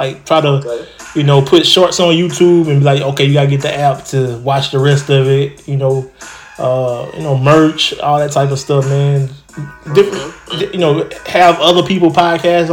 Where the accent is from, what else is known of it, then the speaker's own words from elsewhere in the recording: Troy, Alabama, United States; In Troy, Alabama, my hometown